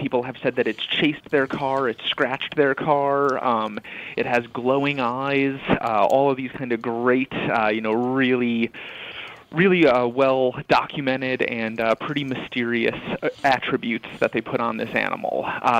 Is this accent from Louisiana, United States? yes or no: no; New York, United States; I grew up in upstate New York.